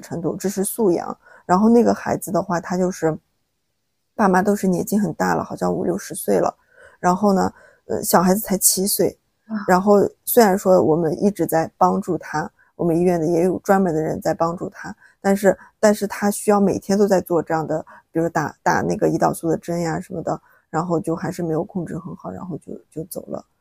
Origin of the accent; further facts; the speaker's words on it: China; 我们中国人